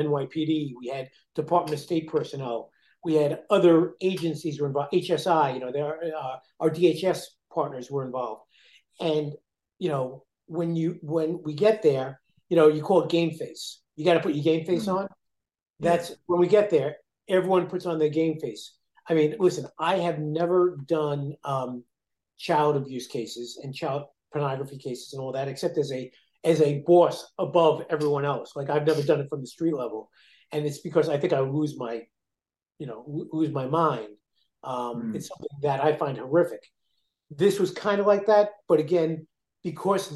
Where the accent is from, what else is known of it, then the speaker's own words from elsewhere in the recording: New York, United States; I'm a New Yorker. You know, I came from New York